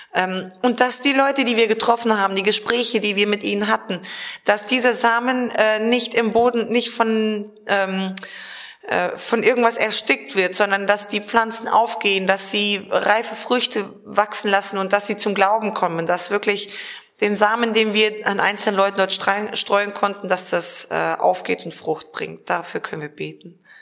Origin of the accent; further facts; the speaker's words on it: Germany; bei uns in Deutschland